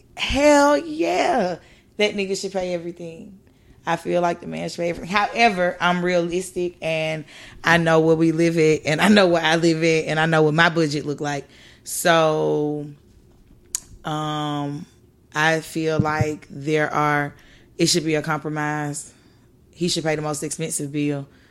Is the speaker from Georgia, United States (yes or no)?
yes; Atlanta, Georgia, United States; I'm from Atlanta. I'm from the South.